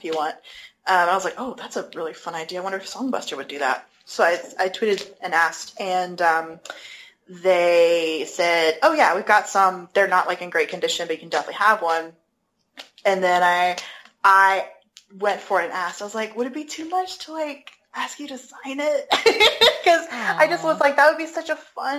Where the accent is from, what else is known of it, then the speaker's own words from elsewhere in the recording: United States; I'm American